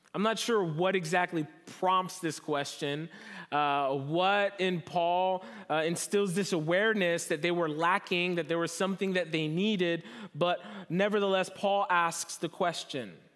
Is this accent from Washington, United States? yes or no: no; New Jersey, United States; moved away as an adult; now in Southern California, United States; I'm from New Jersey, East Coast, born and raised.